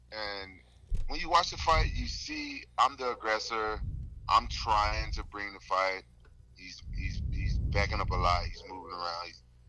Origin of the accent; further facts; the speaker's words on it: the South, United States; I'm from the South. I've had manners.